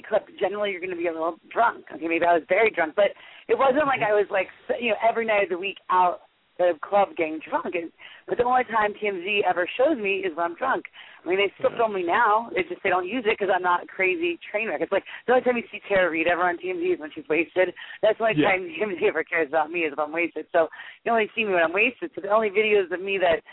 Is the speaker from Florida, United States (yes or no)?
yes; South Florida, United States; I grew up in South Florida